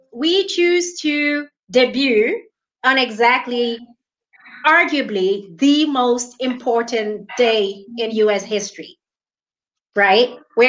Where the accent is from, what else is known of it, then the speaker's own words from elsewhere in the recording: South Africa; So I'm streaming from South Africa. You're streaming from New Zealand. Both of us are we're dual citizens, right? You are American Kiwi. I'm South African American.